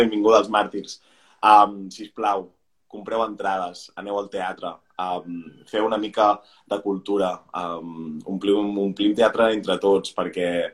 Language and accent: Catalan; Pineda de Mar, Catalonia, Spain; moved away as an adult; now in Barcelona, Spain; jo soc de, de Pineda de Mar